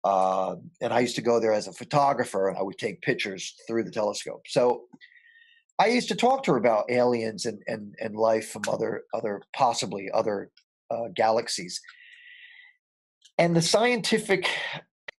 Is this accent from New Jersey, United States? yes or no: yes; Paterson, New Jersey, United States; I was born and raised in Paterson, New Jersey